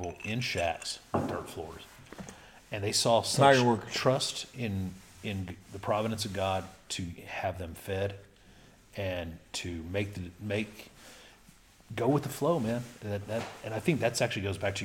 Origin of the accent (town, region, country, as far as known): Littlefield, Texas, United States; born or raised there; first language Spanish; English is a second language; also born or lived in Levelland, Texas